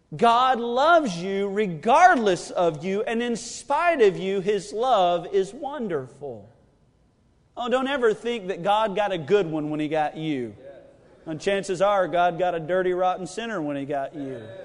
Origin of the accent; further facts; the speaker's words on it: United States; I am an American